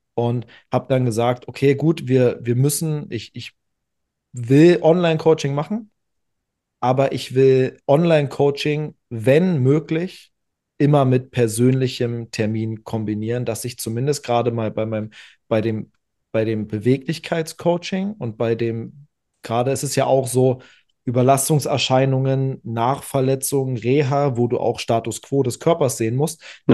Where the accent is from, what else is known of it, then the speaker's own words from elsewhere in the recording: Berlin, Germany; ich bin in ähm, in der Zeit aufgewachsen, im Berliner Leistungshandball